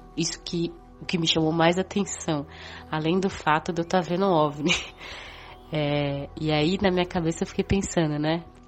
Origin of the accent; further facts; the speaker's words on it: São Paulo, Brazil; eu tenho 32 anos, sou de São Paulo